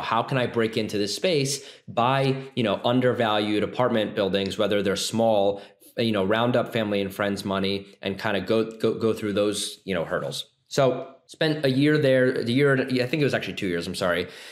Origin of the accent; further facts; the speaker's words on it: Philadelphia, Pennsylvania, United States; I'm from the Philadelphia area, grew up here, um, lived in kind of the suburbs, and uh, migrated to the city for college